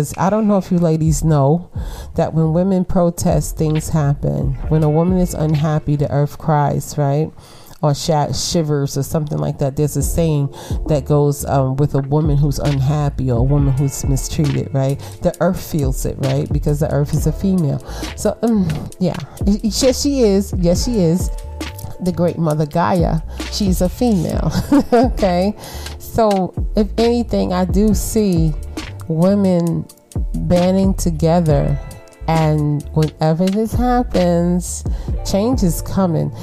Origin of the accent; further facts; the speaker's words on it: United States; I'm African American, right? All right. 40% Nigerian